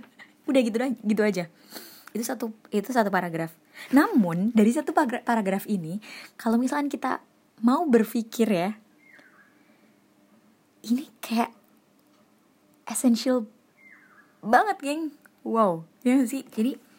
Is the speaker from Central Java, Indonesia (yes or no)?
yes; Surakarta, Central Java, Indonesia; Wow, saya sebagai orang Solo kayak wow, keren, Pol.